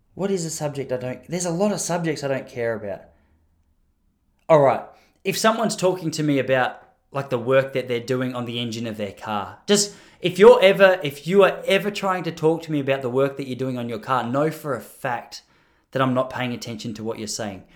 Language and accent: English; Australia; I'm speaking as an Australian.